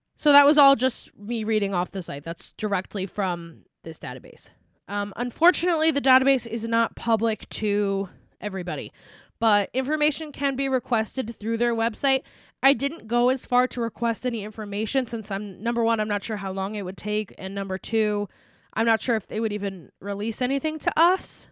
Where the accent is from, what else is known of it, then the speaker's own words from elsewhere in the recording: United States; we are from the United States